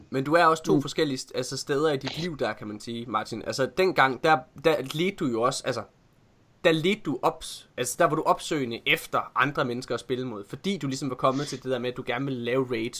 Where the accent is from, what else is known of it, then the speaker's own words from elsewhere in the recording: Ølgod, Southern Denmark, Denmark; moved away; hjem til Ølgod hedder det, der hvor jeg kommer fra